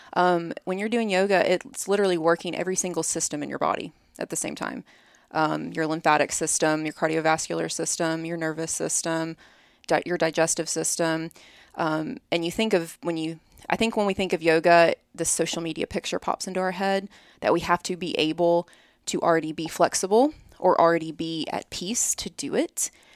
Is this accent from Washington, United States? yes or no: no; Birmingham, Alabama, United States; moved away as an adult; now in Columbus, United States; I'm from Birmingham